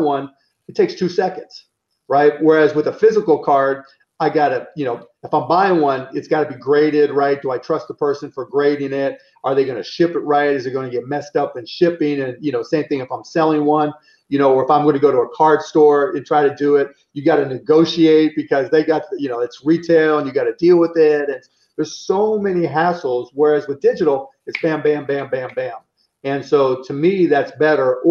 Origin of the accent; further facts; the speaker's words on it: Pittsburgh, Pennsylvania, United States; I grew up in Pittsburgh